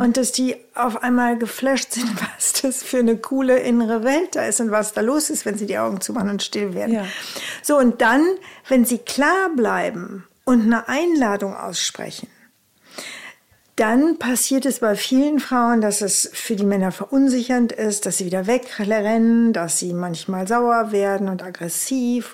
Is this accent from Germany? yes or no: yes; Rhineland, Germany; Bei uns im Rheinland sagt man Tröte fürs Fußballstadion